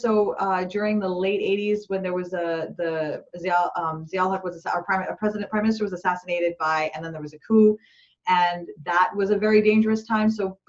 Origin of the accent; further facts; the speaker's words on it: Pakistan; when I was a kid, I grew up in Pakistan, and we had, forced lockdowns pretty much, you know, very regularly.